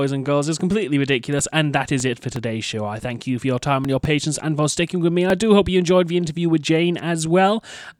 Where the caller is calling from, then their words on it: United Kingdom; I am calling from the United Kingdom.